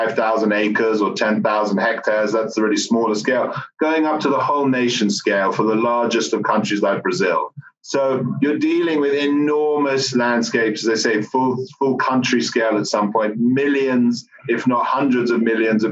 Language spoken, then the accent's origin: English; United Kingdom; moved away as an adult; now in United States; I'm British